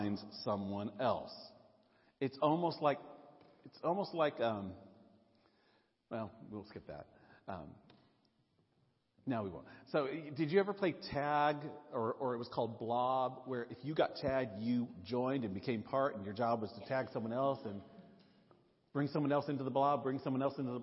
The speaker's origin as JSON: {"language": "English", "town": "Nashville", "region": "Tennessee", "country": "United States", "tie": "born or raised there", "moved": "yes", "said": "I grew up in Nashville"}